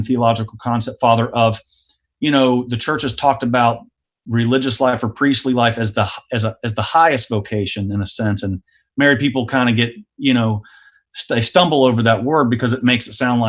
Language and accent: English; the South, United States; I grew up in the South